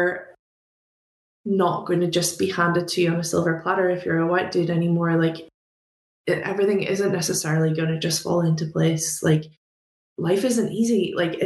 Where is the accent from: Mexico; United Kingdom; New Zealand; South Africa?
United Kingdom; Belfast, Northern Ireland; moved away as an adult; now in United States; where I grew up in Belfast